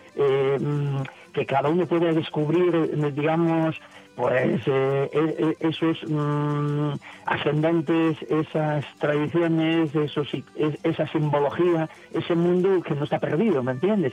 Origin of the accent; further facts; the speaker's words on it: Navia, Asturias, Spain; yo soy un castreño de Navia, soy un mm. castreño, siempre me he definido así